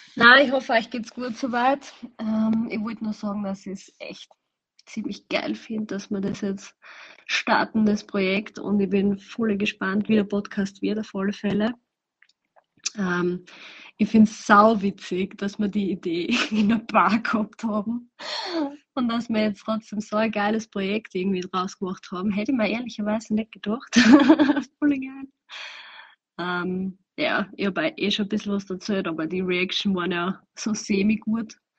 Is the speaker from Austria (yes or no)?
yes; Southern Burgenland, Austria; moved away as an adult; now in Vienna, Austria; ich komme eigentlich aus dem Südburgenland. Ich habe jetzt die letzten zehn Jahre zwar in Wien gewohnt, aber ich bin eigentlich auch vom Land.